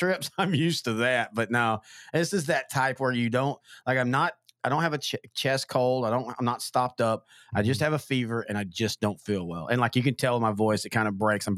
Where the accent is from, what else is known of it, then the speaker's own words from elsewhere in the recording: East Texas, United States; also born or lived in Louisiana; I'm from East Texas